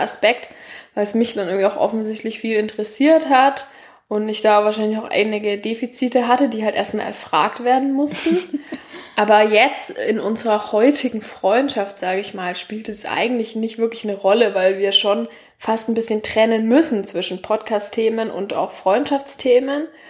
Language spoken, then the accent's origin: German; Nuremberg, Bavaria, Germany; also born or lived in Tübingen; ich komme tatsächlich aus Franken, aus Nürnberg